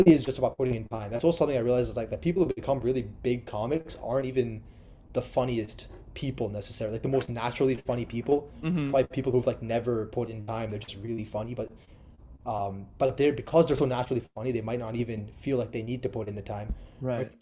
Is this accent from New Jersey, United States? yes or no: yes; New Jersey, United States; moved away; also born or lived in Los Angeles; I grew up like in New Jersey.